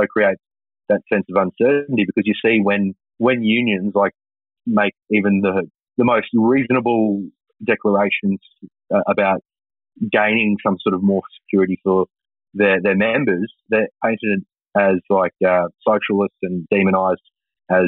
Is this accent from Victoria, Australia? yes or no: no; Toowoomba, Queensland, Australia; I come from Toowoomba